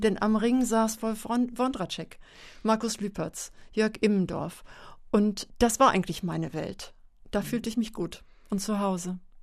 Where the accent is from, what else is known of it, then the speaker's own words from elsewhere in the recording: Meldorf, Schleswig-Holstein, Germany; moved away; Aus Schleswig-Holstein und zwar von der Westküste aus dem Kreis Dithmarschen. Und das ist ähm, ein flaches Land, Marschland. Der Deich ist ganz nah gewesen. Und das Haus, in dem ich groß geworden bin